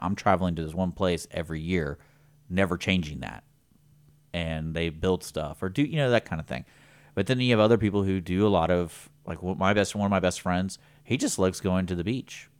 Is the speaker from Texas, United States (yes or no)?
yes; Houston, Texas, United States; we're from Houston